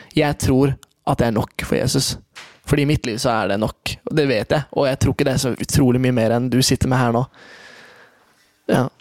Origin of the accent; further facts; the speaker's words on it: Oslo, Norway; moved away; also born or lived in Kristiansand; jeg vokste opp i Oslo